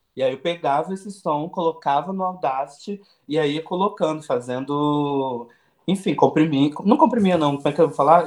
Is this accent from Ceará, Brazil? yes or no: no; Nova Friburgo, Rio de Janeiro, Brazil; moved away as an adult; also born or lived in Macaé / Belo Horizonte; now in São Paulo, Brazil; Nasci, nasci em Nova Friburgo, uma cidade na região serrana do Rio de Janeiro. Morei em Macaé, fui estudar no Rio de Janeiro.